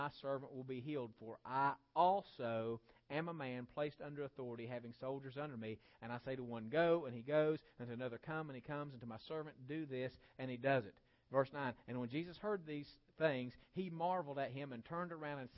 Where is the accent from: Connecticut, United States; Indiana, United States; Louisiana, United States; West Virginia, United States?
West Virginia, United States; I'm a West Virginian, and West Virginia is part of the region of Appalachia